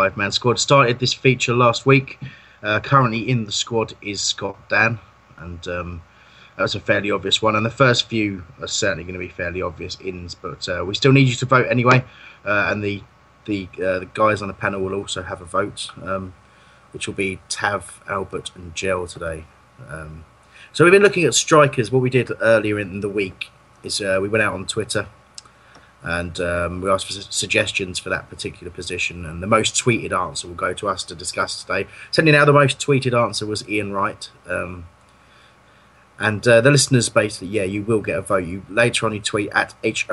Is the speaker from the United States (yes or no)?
no; Crawley, South East England, United Kingdom; my hometown, Crawley